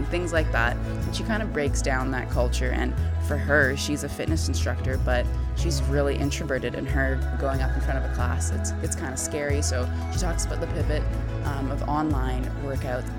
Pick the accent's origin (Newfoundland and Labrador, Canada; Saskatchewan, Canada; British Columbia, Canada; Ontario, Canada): British Columbia, Canada; Vancouver; Vancouver, which I'm from